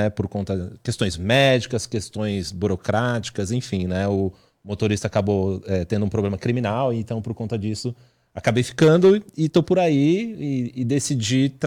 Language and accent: Portuguese; São Paulo, Brazil; eu, na, realidade cresci, eu nasci na Zona Sul de São Paulo, mas é, até pela profissão do meu pai, a gente foi muito nômade, né? Mudava muito na cidade.